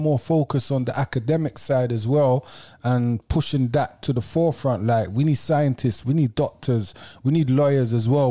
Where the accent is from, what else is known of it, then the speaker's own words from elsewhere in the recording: Kennington, London, United Kingdom; The ends I'm from Kenneton